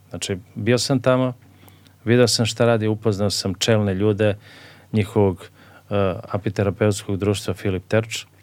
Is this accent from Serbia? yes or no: yes; Serbia